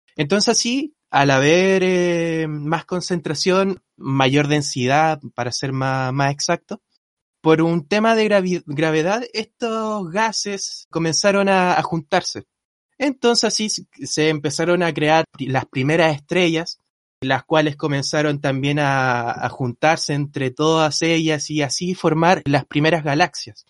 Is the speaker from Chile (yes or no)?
yes; Rancagua, O'Higgins, Chile; moved away; soy de Rancagua yo